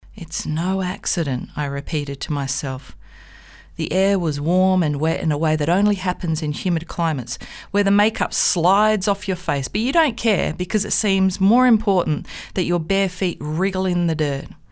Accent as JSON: {"language": "English", "country": "Australia", "said": "As an Australian"}